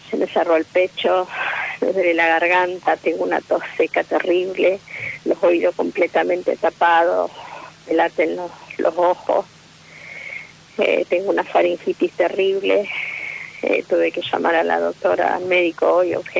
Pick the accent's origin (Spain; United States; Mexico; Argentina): Argentina; Rosario, Santa Fe; De Rosario.